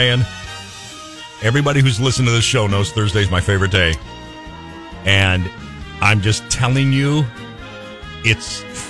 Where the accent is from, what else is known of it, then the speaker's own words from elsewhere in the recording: Atascadero, California, United States; I grew up in Atascadero. I walked on this road every day of my life for like 18 years.